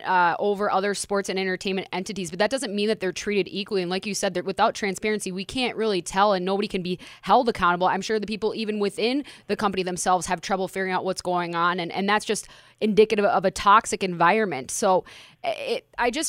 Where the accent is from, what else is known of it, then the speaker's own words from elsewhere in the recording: Minneapolis, Minnesota, United States; my hometown in Minneapolis.